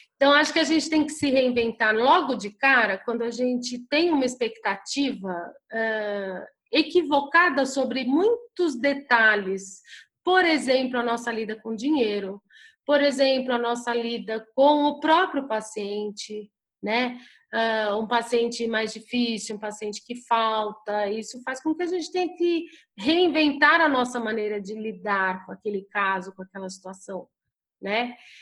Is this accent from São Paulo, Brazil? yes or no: yes; São Paulo, Brazil; eu sou de São Paulo